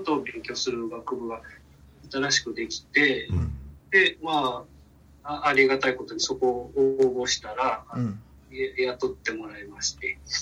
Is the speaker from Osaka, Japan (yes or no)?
no; Fukuoka, Japan; also born or lived in Kitakyushu; 福岡市生まれ育ち、で、大学まで福岡にいまし